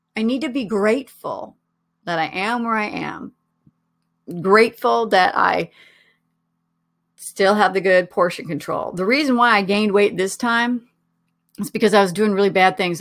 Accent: Oregon, United States; moved away; also born or lived in Colorado; I was living in Colorado at the time, but I'm originally from Oregon.

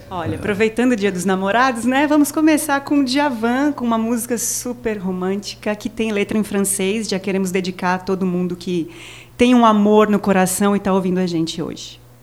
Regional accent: São Paulo, Brazil; moved away as an adult; now in Maceió, Brazil; eu sou paulista, paulistana, moro aqui há 14 anos.

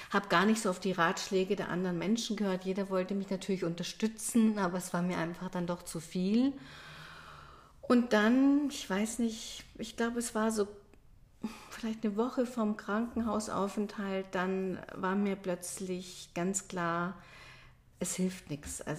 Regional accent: Munich, Bavaria, Germany; dass ich komme ja aus München und ich liebe meine Heimatstadt und ich merkte plötzlich, dass ich gern nach München wieder zurückkehren möchte.

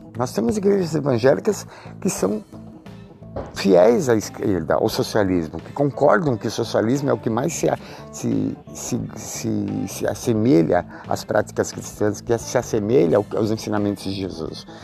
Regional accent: Brazil; eu, que eu sou brasileiro

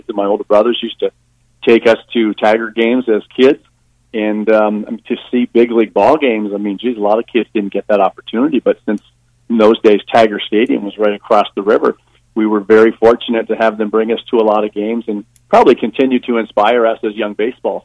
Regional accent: Windsor, Ontario, Canada; I grew up in South Windsor

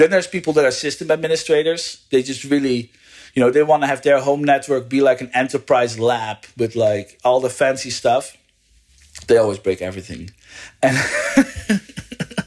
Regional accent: Netherlands; moved away as an adult; also born or lived in United States; now in California, United States; I'm from the Netherlands and I live in the US.

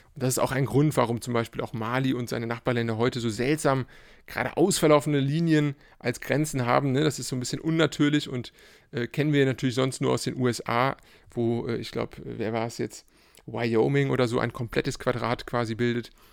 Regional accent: Cologne, North Rhine-Westphalia, Germany; ich bin äh, äh, Kölner

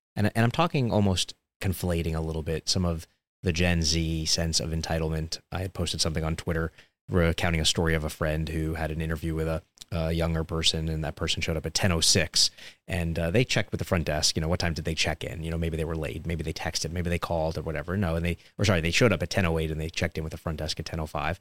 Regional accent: New York City, New York, United States; when I grew up in Coney Island, Brooklyn

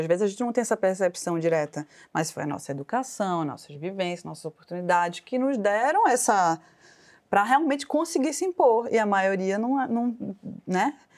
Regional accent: Pernambuco, Brazil; now in São Paulo, Brazil; como toda pernambucana, né, orgulhosa

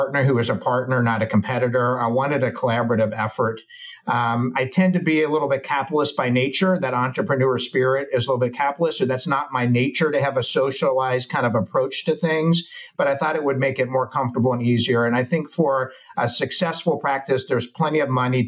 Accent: Arizona, United States; moved away as an adult; now in Charleston, United States; We're from the West Coast. I'm from Arizona

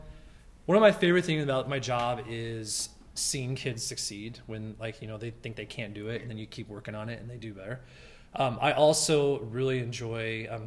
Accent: North Platte, Nebraska, United States; moved away as an adult; also born or lived in Lincoln, Nebraska; I grew up in North Platte, actually. I grew up there, went to a private school, went to North Platte St. Pat's, graduated there.

